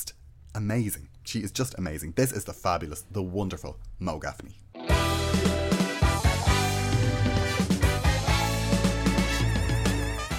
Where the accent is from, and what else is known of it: Ireland